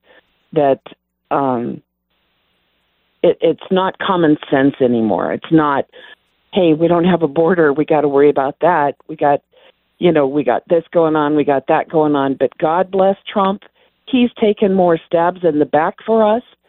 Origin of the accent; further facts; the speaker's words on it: Wyoming, United States; moved away as an adult; now in Colorado, United States; I'm from Wyoming